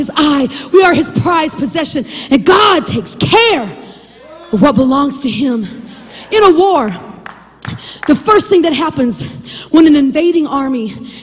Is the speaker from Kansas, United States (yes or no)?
yes; southwest Kansas, United States; I'm from southwest Kansas, 5 miles north of the Oklahoma state border. So growing up, I had to learn Oklahoma history